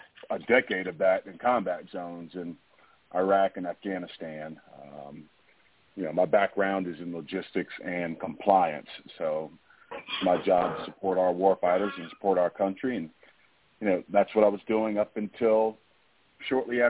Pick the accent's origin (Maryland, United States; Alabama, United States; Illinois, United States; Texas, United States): Alabama, United States; Troy; moved away as an adult; I was born in Troy, Alabama. That's where I'm originally from